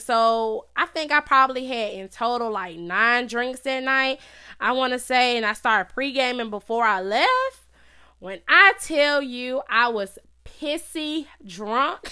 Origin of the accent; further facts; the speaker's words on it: Charlotte, North Carolina, United States; I was born and raised in Charlotte, North Carolina